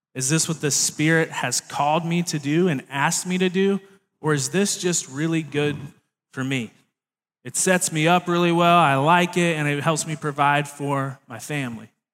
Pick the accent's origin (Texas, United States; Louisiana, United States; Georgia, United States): Louisiana, United States; Baton Rouge; moved away; I was born down in Baton Rouge, Louisiana, which is a very different place in the world